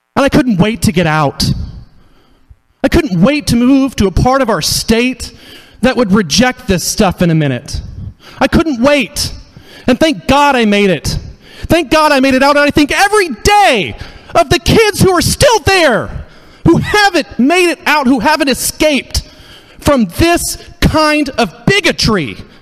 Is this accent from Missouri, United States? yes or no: yes; Hickory County, Missouri, United States; moved away as an adult; I grew up in Hickory County, Missouri.